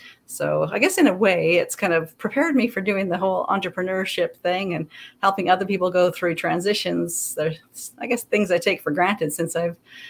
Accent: Canada; also born or lived in British Columbia / Alberta / Nebraska; and I'm Canadian, but I have lived in Nebraska. So basically when I was a kid, I lived... Born in a small town in BC, moved into a province into Alberta, down t

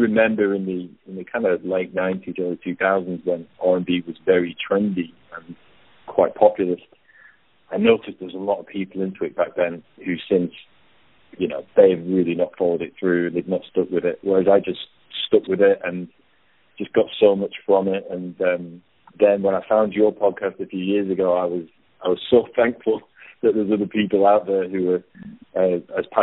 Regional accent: United Kingdom; moved away as an adult; now in Australia; I'm originally from the UK. I moved over here when I was 30

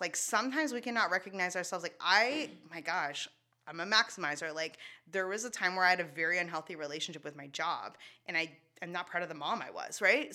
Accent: Shediac, New Brunswick, Canada; first language English; And then we moved to Shediac.

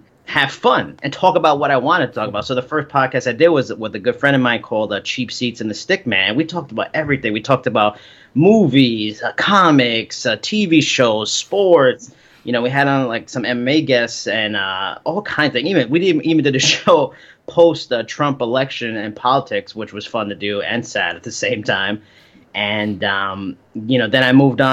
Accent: New York, United States; I'm from New York, born and raised.

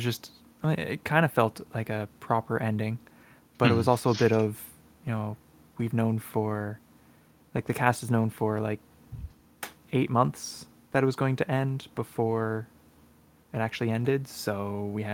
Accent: Canada; being a Canadian

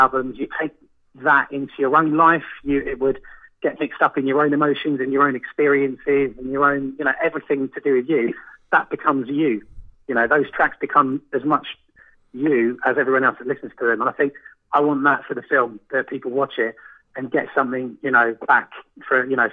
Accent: London, United Kingdom; moved away as an adult; also born or lived in Fulham, London; now in Margate, United Kingdom; I was born in Fulham and was raised around Portobello Road quite a lot

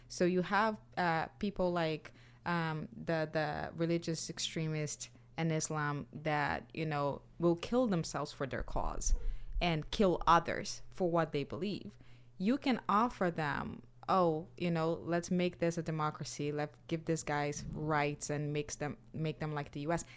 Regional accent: Brazil; moved away; I'm from Brazil.

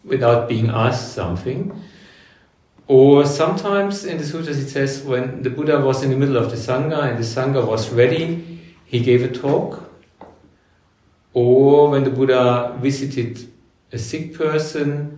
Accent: Germany; moved away as an adult; also born or lived in Cairns, Australia; now in Australia; I was born in Germany, born in 1965.

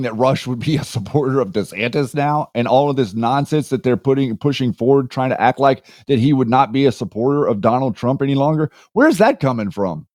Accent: Boone, North Carolina, United States; moved away; I am from Boone, North Carolina.

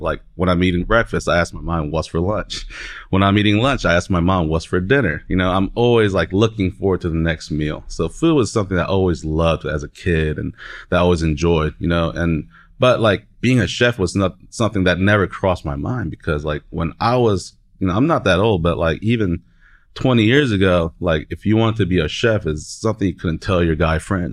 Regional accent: Oklahoma City, Oklahoma, United States; I'm from Oklahoma City, down the street from the Stockyards

